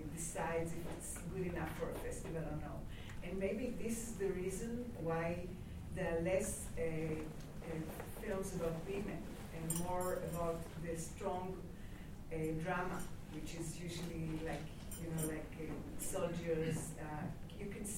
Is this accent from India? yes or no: no; Israel; I'm from Israel, and I'm running Corporate Documentary Marketing Foundation